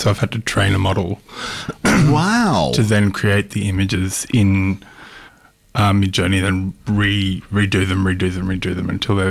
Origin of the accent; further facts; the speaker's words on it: Wiradjuri country and Yuin country, New South Wales, Australia; moved away as an adult; also born or lived in Canberra; now in Melbourne, Australia; I'm from Wiradjuri country, which is in the middle of the Three Rivers in New South Wales. My people are from Molongbori area. I grew up between there and Yuin country on the south coast, and moved down here for my master's